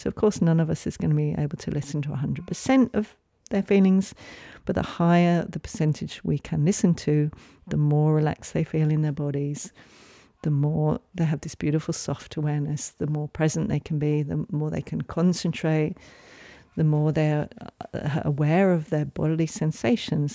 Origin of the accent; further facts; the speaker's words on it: England, United Kingdom; moved away; I grew up in England